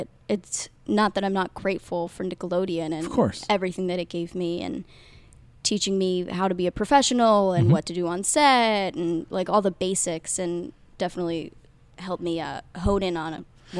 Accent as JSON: {"language": "English", "region": "Midwest", "country": "United States", "said": "I'm from the Midwest, Glickman."}